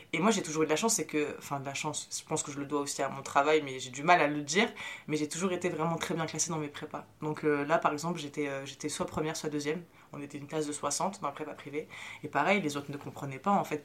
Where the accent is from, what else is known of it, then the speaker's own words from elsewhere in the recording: Apt, Provence-Alpes-Côte d'Azur, France; French is a second language; also born or lived in Morocco; j'ai grandi dans le quartier populaire d'une ville de campagne. Donc en gros, dans ma ville, euh, elle s'appelle Apt